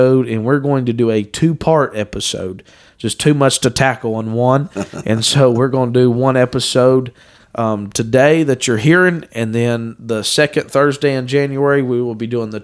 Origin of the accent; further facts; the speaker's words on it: Dayton, Ohio, United States; I was raised in Dayton, Ohio